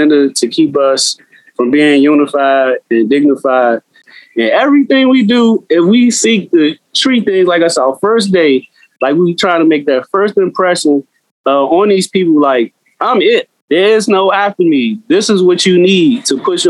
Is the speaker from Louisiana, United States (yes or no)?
no; Washington, District of Columbia, United States; moved away as an adult; now in San Diego, United States; from Washington, DC, born and raised, currently living in San Diego